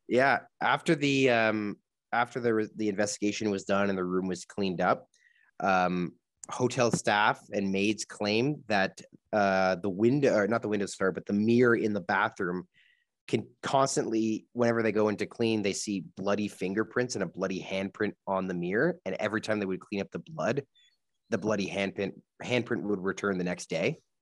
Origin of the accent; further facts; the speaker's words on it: Canada; we're from Canada